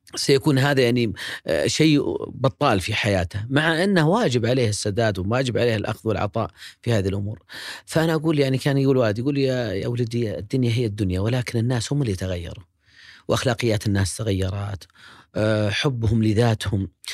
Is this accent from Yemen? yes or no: no; Riyadh, Riyadh Province, Saudi Arabia; مواليد ومسقط رأسي هو الشميسي أم سليم الرياض